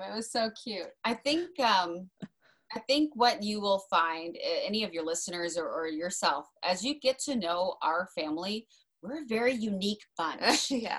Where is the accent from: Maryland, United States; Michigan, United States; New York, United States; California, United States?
Maryland, United States; Kent Island; also born or lived in Arizona; we're from Maryland because we moved there in 2000. So that would have been when I was 10